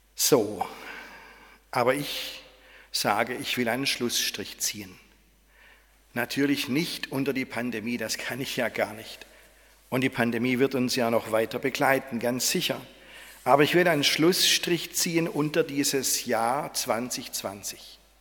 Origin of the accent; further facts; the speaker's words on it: Swabia, Germany; als Schwabe